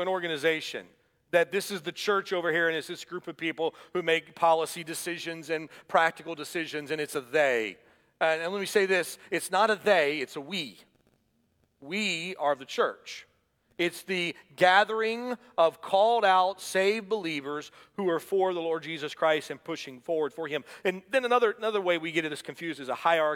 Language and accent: English; Atlanta, Georgia, United States; when I was a boy growing up in Atlanta